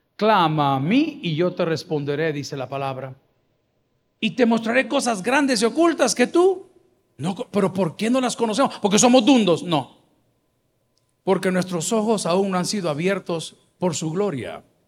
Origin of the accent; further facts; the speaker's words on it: El Salvador; soy del Salvador